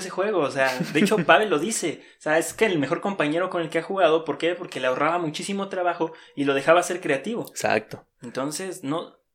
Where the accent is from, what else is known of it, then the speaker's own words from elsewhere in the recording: Mexico; O sea, como mexicano creo que era el, el referente.